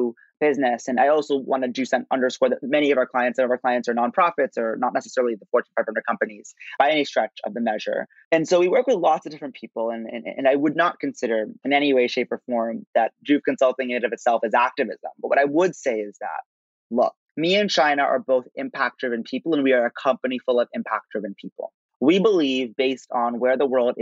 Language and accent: English; Princeton, New Jersey, United States; growing up in Princeton, New Jersey